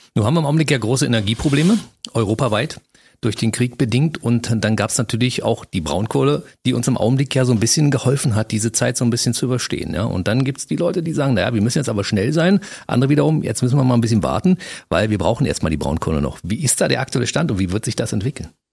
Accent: Ruhr area, North Rhine-Westphalia, Germany; moved away as an adult; also born or lived in Aachen; now in Cottbus, Germany; geboren im Ruhrgebiet, im südlichen Rand des Ruhrgebiets 1960

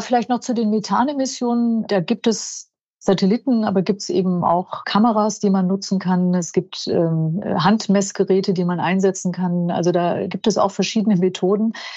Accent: Germany; bei uns in Deutschland

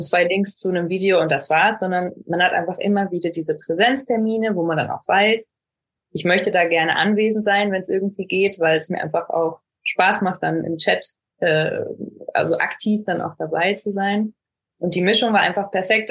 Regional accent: Ruhr area, North Rhine-Westphalia, Germany; moved away as an adult; now in Barcelona, Spain; gebürtig auch aus Nordrhein-Westfalen, aus dem schönen Ruhrgebiet

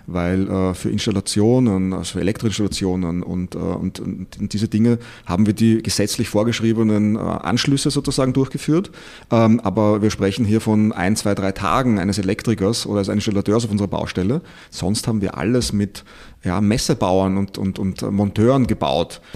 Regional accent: Austria; moved away; ich bin Österreicher, äh, komme ein bisschen woanders her

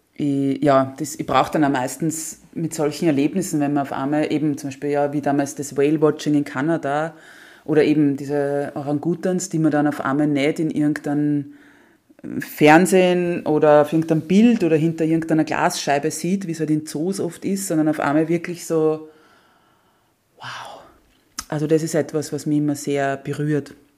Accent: Austria; ich so die erste Österreicherin

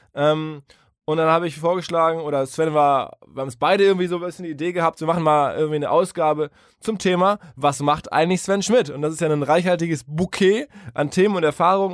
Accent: Essen, North Rhine-Westphalia, Germany; now in Hamburg, Germany; ich bin da stolz auf meine Heimatstadt

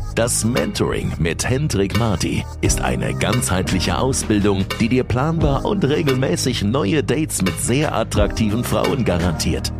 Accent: near Erfurt, Thuringia, Germany; Erfurt ist praktisch die, eine der größten Städte, die, äh, in der Nähe von meiner Heimatstadt ist

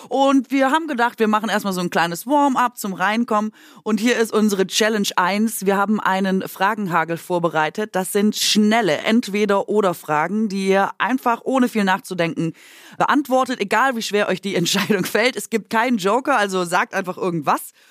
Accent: near Bruchsal, Baden-Württemberg, Germany; Ich bin in der Nähe von Bruchsal geboren

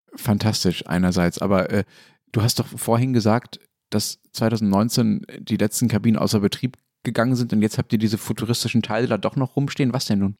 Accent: western Germany, Germany; Ich komme ja nicht aus Berlin, sondern bin im Westdeutschland aufgewachsen

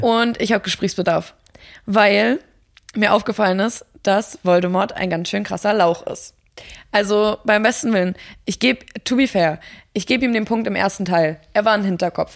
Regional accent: Mecklenburg-Vorpommern, Germany; moved away; ich komme ja ursprünglich aus Mecklenburg

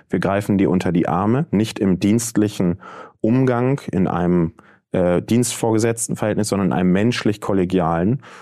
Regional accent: Bremen, Germany; Das heißt, ich habe äh, neben meiner Heimat Bremen drei Orte, an denen ich arbeite.

